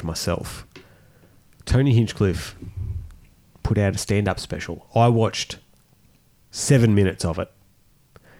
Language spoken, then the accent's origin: English; Australia; we're Australian